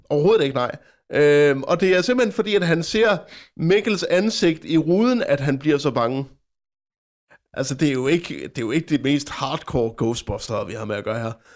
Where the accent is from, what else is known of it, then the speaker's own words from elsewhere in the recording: Frederikshavn, North Denmark Region, Denmark; min hjemstavn, Frederikshavn